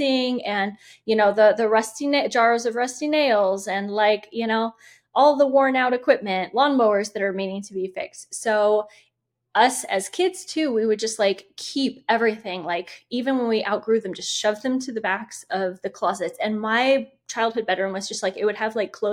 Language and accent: English; Indiana, United States; when we moved back to Indiana, which is my home state